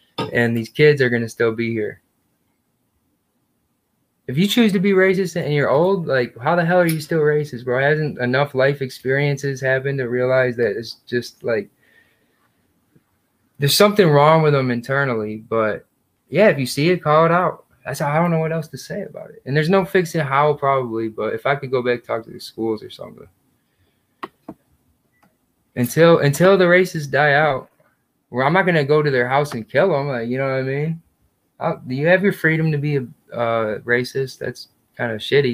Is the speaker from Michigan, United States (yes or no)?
yes; Howell, Michigan, United States; born or raised there; now in Houston, United States